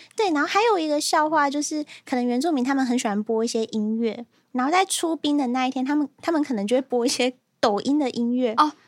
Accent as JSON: {"language": "Chinese", "region": "Hualien County", "country": "Taiwan", "said": "因为我们都是花莲人嘛"}